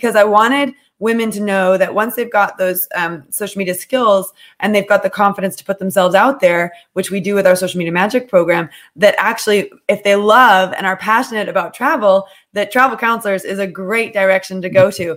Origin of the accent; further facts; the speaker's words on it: United States; now in United Kingdom; because I'm American, I often I've had to give up my passports at different points for visas, and for now I'm going for citizenship